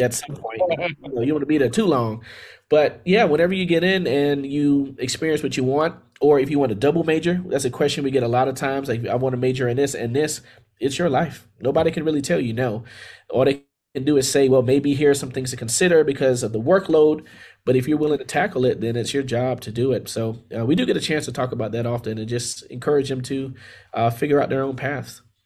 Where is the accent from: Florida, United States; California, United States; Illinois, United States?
Florida, United States; Miami; also born or lived in Tallahassee, Florida; I'm from Miami, Florida. So I was born and raised in Miami, Florida, and uh, did all my schooling there um, from K through 12